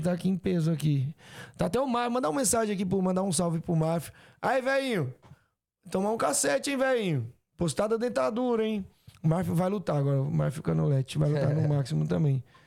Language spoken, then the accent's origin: Portuguese; Ceará, Brazil; eu sou do Ceará